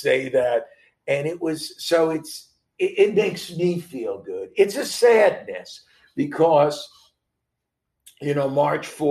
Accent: New York, United States; growing up in New York and playing New York high school baseball

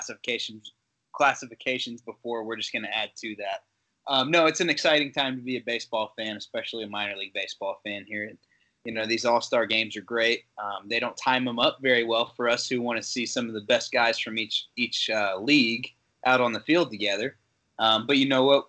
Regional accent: Chattanooga, Tennessee, United States; moved away; also born or lived in near Rome, Georgia; my hometown Chattanooga

